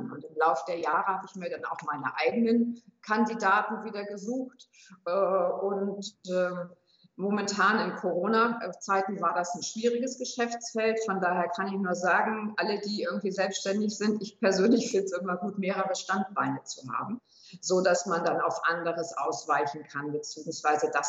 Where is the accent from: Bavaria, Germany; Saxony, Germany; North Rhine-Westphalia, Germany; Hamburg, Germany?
Hamburg, Germany; moved away as an adult; now in Würzburg, Germany; ich komme gebürtig aus Hamburg, bin also kein Würzburger, sondern eine Hamburgerin ähm, bin über berufliche Station dann nach Würzburg geraten